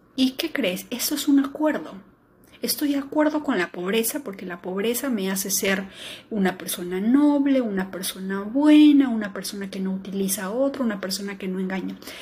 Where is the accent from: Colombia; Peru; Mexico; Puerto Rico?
Peru